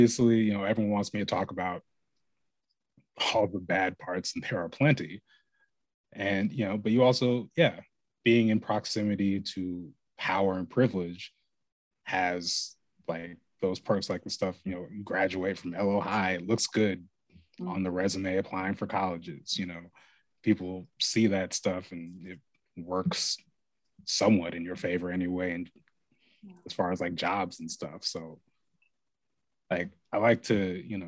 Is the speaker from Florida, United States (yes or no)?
no; Lake Oswego, Oregon, United States; growing up in Lake Oswego? Super lonely